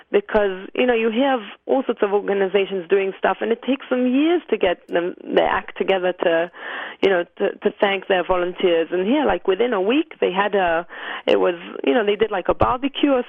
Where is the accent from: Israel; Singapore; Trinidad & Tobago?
Israel; Jerusalem, Jerusalem District; Uh, Jerusalem.